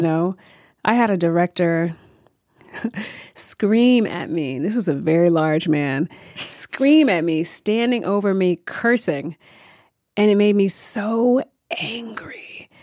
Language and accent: English; New York, United States; I'm a New Yorker. I, um, I know New York well.